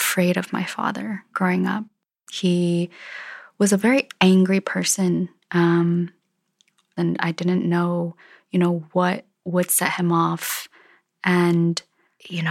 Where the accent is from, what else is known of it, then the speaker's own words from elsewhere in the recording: Minnesota, United States; I grew up in Minnesota